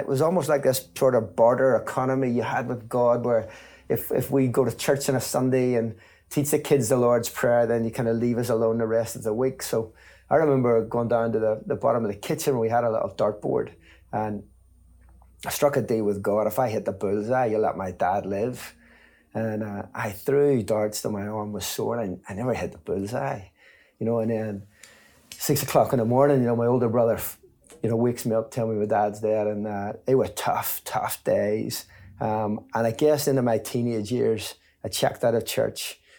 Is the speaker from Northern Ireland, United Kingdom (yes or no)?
yes; Belfast, Northern Ireland, United Kingdom; I grew up in Belfast, in East Belfast, just at the top